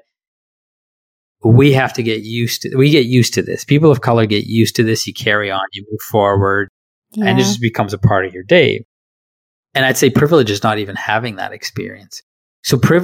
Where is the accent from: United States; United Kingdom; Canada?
Canada; accent: Canadian; I am Canadian. I am Canadian through and through.